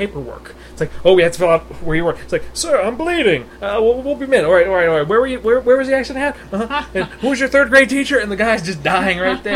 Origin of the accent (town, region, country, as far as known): United States